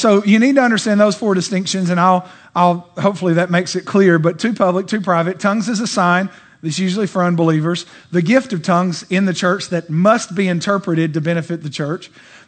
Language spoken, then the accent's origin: English; Bulgaria; And I know because I'm from Bulgaria, and I was praying and asking God what to do when I went back to Bulgaria